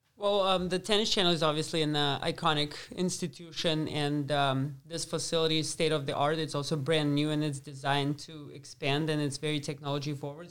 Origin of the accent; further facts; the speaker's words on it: Moscow, Russia; moved away as an adult; also born or lived in Lubbock, Texas; I grew up in Moscow, so it's a big city